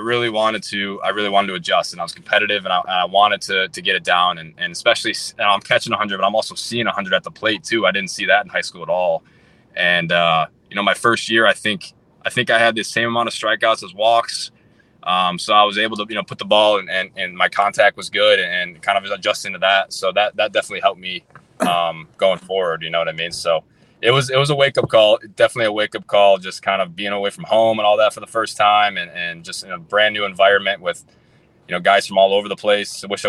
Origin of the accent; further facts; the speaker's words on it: Wisconsin, United States; Go back to the question you asked me before, like growing up in Wisconsin too, especially to come out of the draft in Wisconsin, like there wasn't a whole lot, you know, I didn't have tons of exposure.